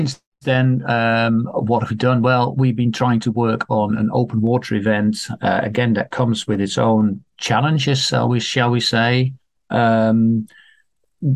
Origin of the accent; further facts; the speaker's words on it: Netherlands; moved away as an adult; I'm Dutch. I grew up in Holland. I was born there, grew up there, lived there for my first 30 years or so